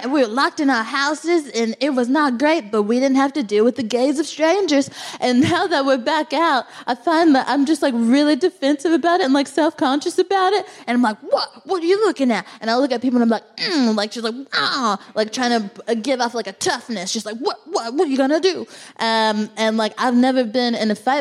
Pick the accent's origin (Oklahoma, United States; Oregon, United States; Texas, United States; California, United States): Texas, United States; now in London, United Kingdom; I'm from Texas